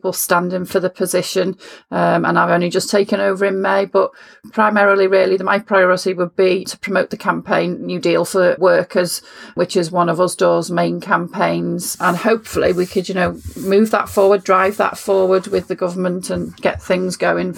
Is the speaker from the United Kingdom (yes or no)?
yes; Liverpool, North West England, United Kingdom; I grew up in Liverpool in the 1970s